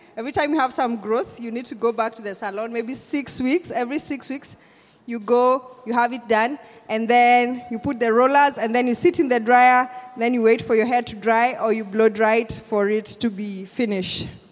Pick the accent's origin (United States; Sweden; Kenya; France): Kenya; I'm from Kenya